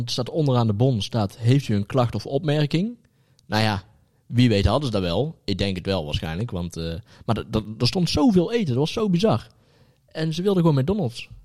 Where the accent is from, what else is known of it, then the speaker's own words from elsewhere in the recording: Netherlands; Als Nederlanders.